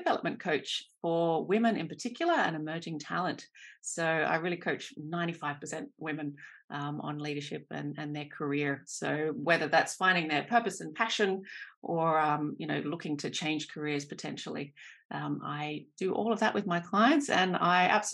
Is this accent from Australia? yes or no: yes; Australia; accent: Australian; moved away as an adult; also born or lived in New Zealand / Taiwan; now in Germany; I'm an Australian. This is my accent.